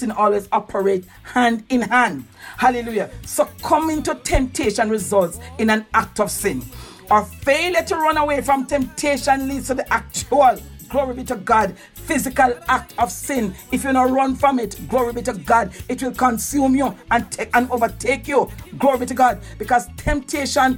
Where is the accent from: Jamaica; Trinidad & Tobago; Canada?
Jamaica; we give out a sound as Jamaican